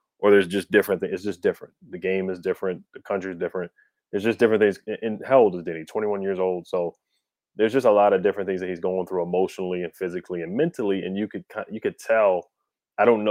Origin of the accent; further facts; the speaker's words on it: Prince George's County, Maryland, United States; I was born and raised in Maryland, PG County, right next to D.C.